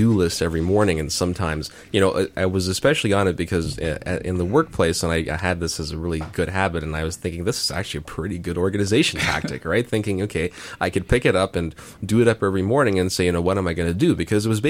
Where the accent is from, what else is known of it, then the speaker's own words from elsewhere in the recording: Mississauga, Ontario, Canada; moved away; there's a city called Mississauga next door. That's where I come from. That's my hometown.